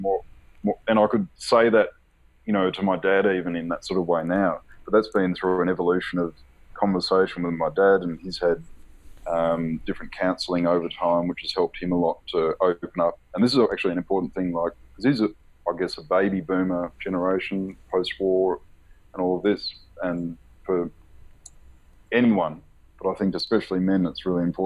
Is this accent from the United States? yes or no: no; Australia; growing up in Australia, we're a secular society